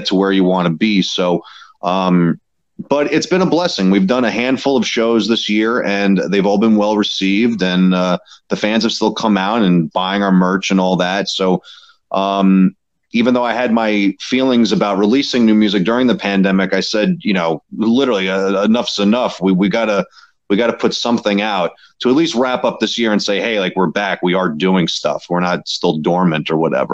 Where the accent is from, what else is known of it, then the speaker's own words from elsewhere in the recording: New York City, New York, United States; I'm from Queens, and that was kind of like our hometown spot